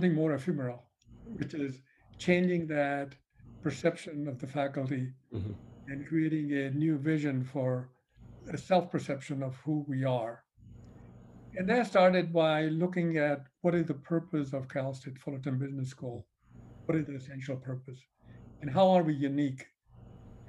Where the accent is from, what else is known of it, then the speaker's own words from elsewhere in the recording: India; moved away as an adult; now in United States; I came from India in the 70s and for my graduate school. I just stayed here